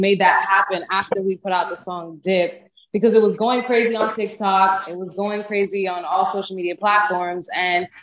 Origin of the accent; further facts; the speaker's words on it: Miami, Florida, United States; now in Atlanta, United States; I'm from Miami